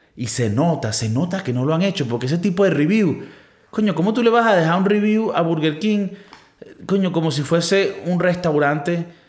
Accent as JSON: {"language": "Spanish", "country": "Venezuela", "moved": "yes", "lives_now": "Spain", "said": "en mi país, en mi, país somos muy fértil. Y esto es algo también creo que de Latinoamérica, pero en Venezuela somos muy fértil."}